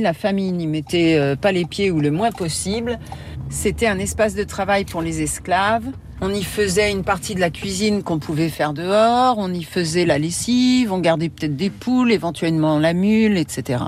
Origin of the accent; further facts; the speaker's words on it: Maisons-Laffitte, Île-de-France, France; moved away as an adult; now in New Orleans, United States